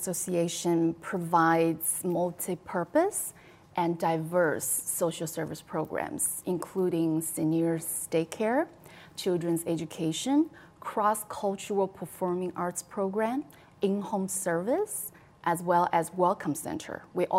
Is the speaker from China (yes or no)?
yes; China; now in Chicago, United States; As an immigrant myself, all the way from China